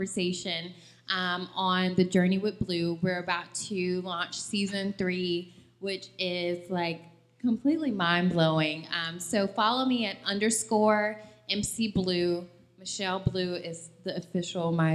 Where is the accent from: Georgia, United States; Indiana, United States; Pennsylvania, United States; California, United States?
Georgia, United States; Atlanta; I grew up in Atlanta